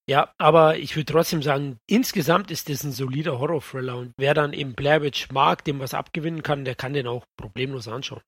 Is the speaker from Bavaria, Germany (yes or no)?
yes; Bavaria, Germany; hier bei uns in Bayern